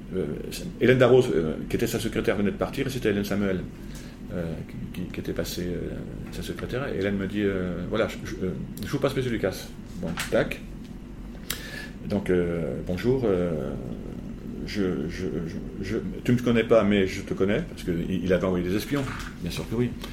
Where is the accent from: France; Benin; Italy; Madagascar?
France; Beaune, Bourgogne-Franche-Comté; je suis né à Beaune et je suis né dans les hospices de Beaune